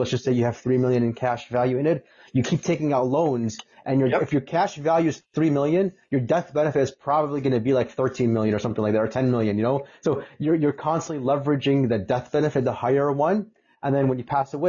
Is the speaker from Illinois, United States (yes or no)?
yes; Chicago, Illinois, United States; I'm from Chicago